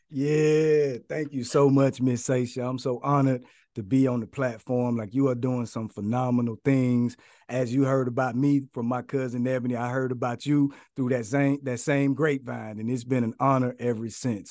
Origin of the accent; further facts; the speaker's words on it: Atlanta, Georgia, United States; I'm born and raised in Atlanta, Georgia, in the inner city of Atlanta, Georgia